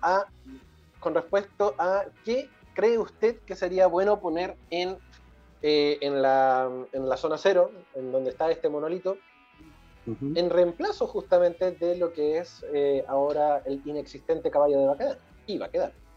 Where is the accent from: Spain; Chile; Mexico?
Chile; nosotros somos chilenos